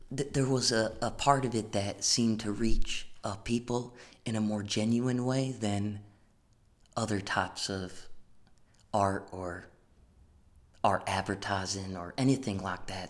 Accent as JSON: {"language": "English", "town": "Greens Farms", "region": "Connecticut", "country": "United States", "tie": "born or raised there", "said": "my hometown, Connecticut"}